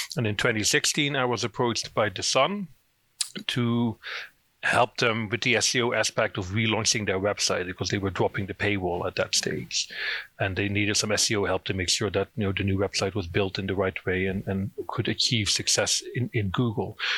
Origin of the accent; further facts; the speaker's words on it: Netherlands; accent: Dutch; moved away as an adult; now in Northern Ireland, United Kingdom; I'm originally from the Netherlands. That's where the accent's from. I moved to Northern Ireland in 2009